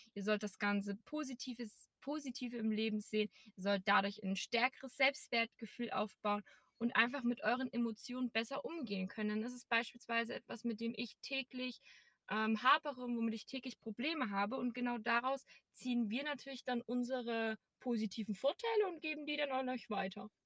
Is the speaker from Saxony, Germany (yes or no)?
yes; Erzgebirge, Saxony, Germany; now in Berlin, Germany; Also ich komme aus einem kleinen Dorf aus dem schönen Erzgebirge. Vielleicht hört man es noch ein bisschen noch im Dialekt